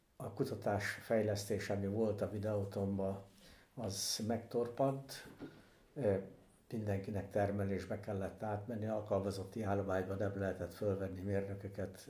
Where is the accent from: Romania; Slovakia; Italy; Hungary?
Hungary; Körösszegapáti / Bihar, Hajdú-Bihar; moved away as an adult; also born or lived in Újkígyós / Berettyóújfalu / Debrecen; now in Székesfehérvár, Hungary; Hajdú Bihar megyébe Csökmő Kórós sziget, akkor még Bihar Szent László, néven szerepelt, és eh, ott gyerekeskedtem